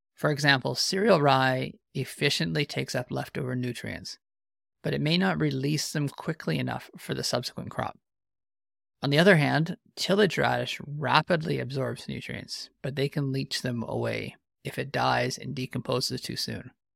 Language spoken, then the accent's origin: English; Canada